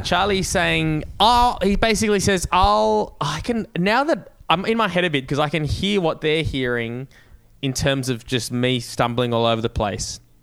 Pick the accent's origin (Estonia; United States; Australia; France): Australia; growing up in Australia